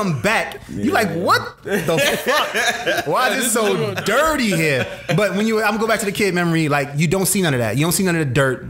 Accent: New York City, New York, United States; now in Atlanta, United States; I grew up in the city. I grew up in Brooklyn.

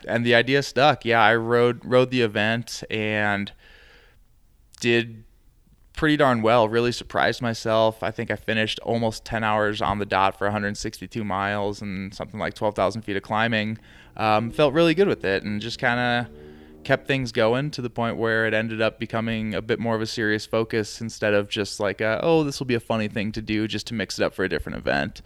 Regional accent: Midwest, United States; now in Santa Fe, United States; I'm from the Midwest, and we get pretty bad humidity

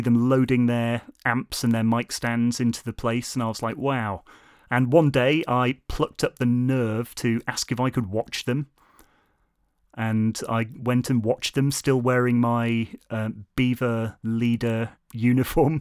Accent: Lancaster, North West England, United Kingdom; moved away as an adult; also born or lived in South Korea; now in Shrewsbury, United Kingdom; I, of course, come from Lancaster, up north, where I stayed until university age

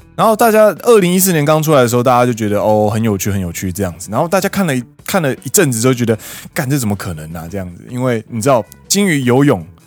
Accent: Taiwan; moved away as an adult; now in Japan; 我是台湾人

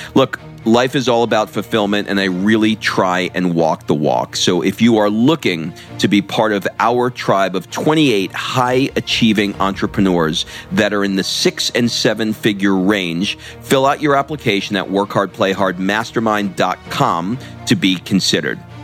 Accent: New York, United States; now in Atlanta, United States; I grew up in New York and I go back

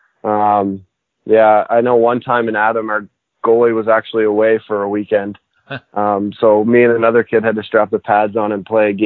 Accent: Halifax, Nova Scotia, Canada; a kid growing up here in Halifax

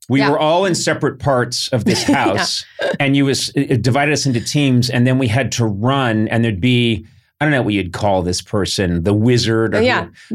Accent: Brookline, Massachusetts, United States; I come from Brookline, Mass.

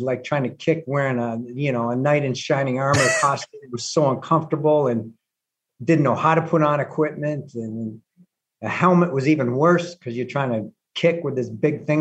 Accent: Cleveland, Ohio, United States; I grew up in Cleveland

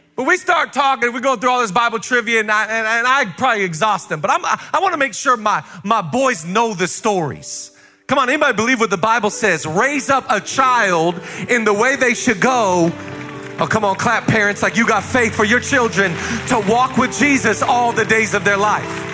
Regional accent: Seattle, Washington, United States; moved away as an adult; also born or lived in Los Angeles, United States; I'm from Seattle

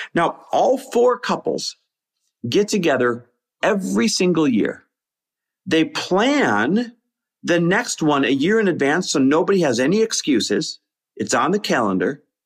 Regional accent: Green Bay, Wisconsin, United States; moved away; my hometown of Green Bay, Wisconsin, where we just bought a lake house

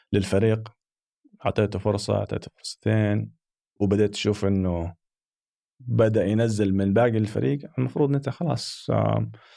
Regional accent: Saudi Arabia; احنا محظوظين يعني كسعوديين

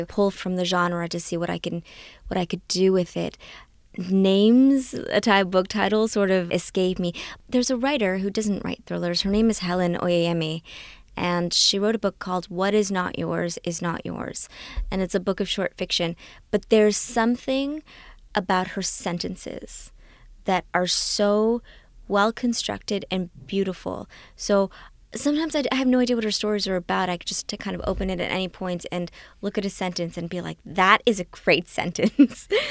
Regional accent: Canada; also born or lived in Trinidad; when I came to Canada from Trinidad, I was six years old

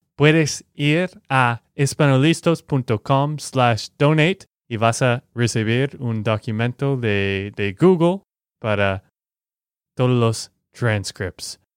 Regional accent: Texas, United States; now in Colombia; de Texas, Estados Unidos

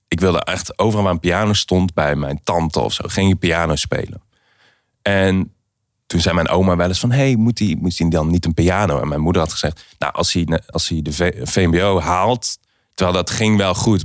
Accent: Aarle-Rixtel, North Brabant, Netherlands; moved away; also born or lived in Helmond; Aarle-Riksel. Ik ben in Helmond eh, geboren

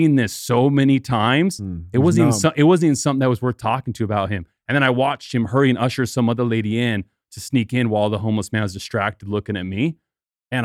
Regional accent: Salt Lake City, Utah, United States; moved away as an adult; also born or lived in Los Angeles / Park City, Utah / Las Vegas; now in Miami, United States; I grew up in Utah. I grew up in Salt Lake

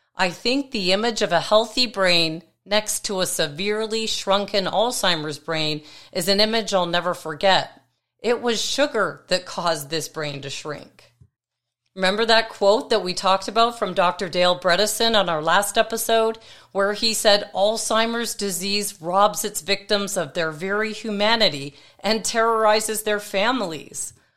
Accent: Toronto, Ontario, Canada; moved away; my hometown in Toronto

